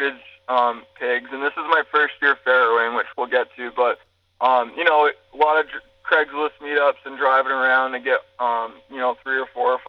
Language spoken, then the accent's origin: English; New England, United States; I grew up in New England